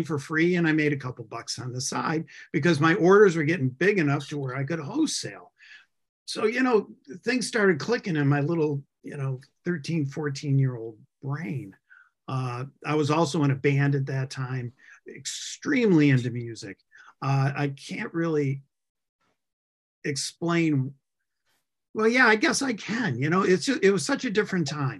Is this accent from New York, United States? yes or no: yes; Buffalo, New York, United States; moved away as an adult; also born or lived in Atlanta; I grew up in Western New York, by the way, in Buffalo, right near Buffalo